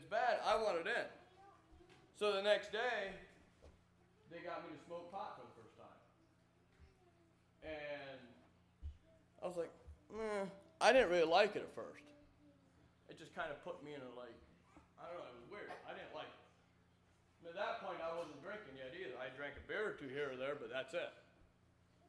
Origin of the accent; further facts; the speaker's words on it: Middlefield, Ohio, United States; I was born in Middlefield, Ohio, in an Amish family